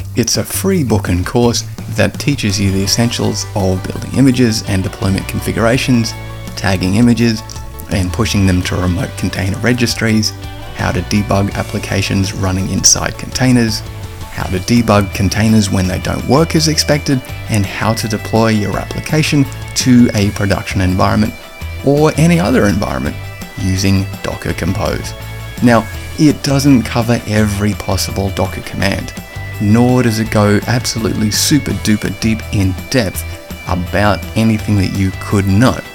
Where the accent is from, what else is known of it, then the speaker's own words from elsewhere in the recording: Australia; accent: Aussie; my Aussie accent